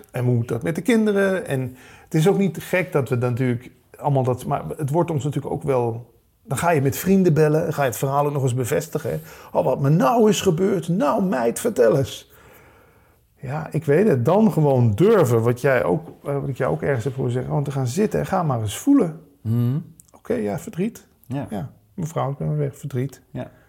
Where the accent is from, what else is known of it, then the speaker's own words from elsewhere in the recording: Limburg, Netherlands; Kom, hè, we komen allebei uit Limburg.